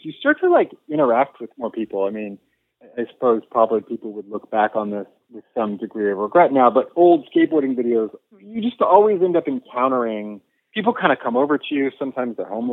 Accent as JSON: {"language": "English", "area": "Bay Area", "region": "California", "country": "United States", "tie": "born or raised there", "also_born_or_lived": "New York", "said": "I grew up in the Bay Area"}